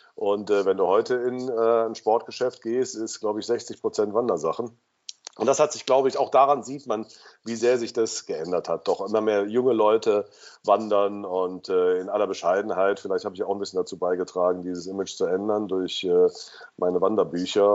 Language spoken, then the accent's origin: German; Cologne, North Rhine-Westphalia, Germany; ich bin im Rechtsrheinischen aufgewachsen, auf der Schelsig